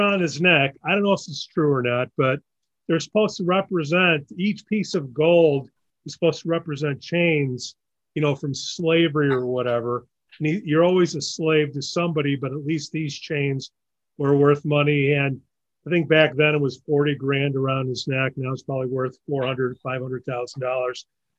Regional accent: Chicago, Illinois, United States; growing up in Chicago

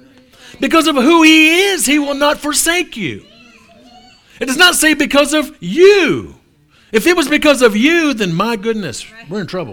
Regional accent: New Orleans, Louisiana, United States; So I'm from New Orleans.

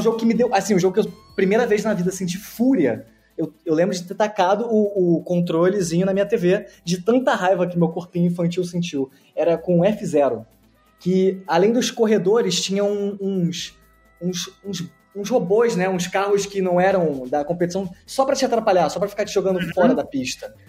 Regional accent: Nova Iguaçu, Rio de Janeiro, Brazil; eu sou de Nova Iguaçu

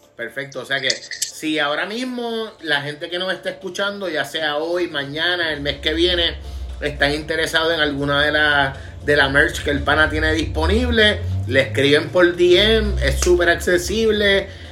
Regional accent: Vega Baja, Puerto Rico; mi pueblo en Vega Baja

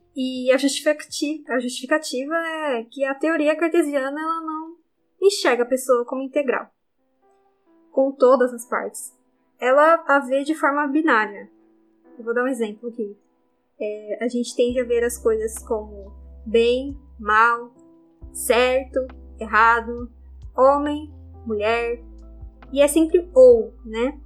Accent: Osasco, São Paulo, Brazil; eu sou de Osasco, uma cidade da Grande São Paulo

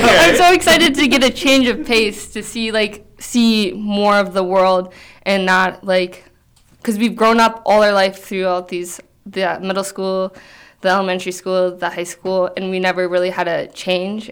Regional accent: Red Wing, Minnesota, United States; I grew up in Red Wing, Minnesota, and I've really enjoyed the community here.

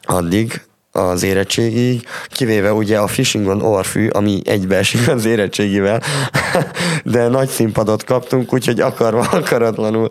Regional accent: Transylvania, Romania; erdélyiek vagyunk

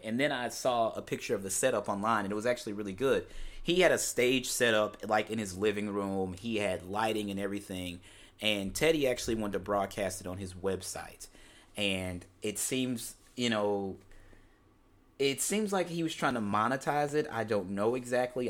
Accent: University City, Missouri, United States; I am born and raised in Saint Louis, Missouri, more specifically University City, Missouri, which is a small suburb of Saint Louis.

